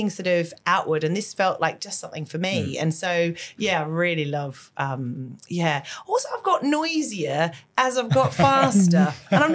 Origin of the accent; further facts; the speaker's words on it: Australia; moved away; I'm Australian. So like sport and that whole, running culture was very present when I was younger